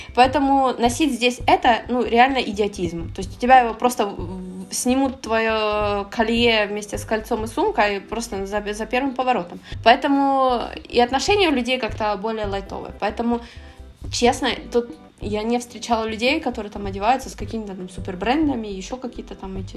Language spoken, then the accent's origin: Russian; Ukraine; moved away as an adult; now in Barcelona, Spain; Я с Украины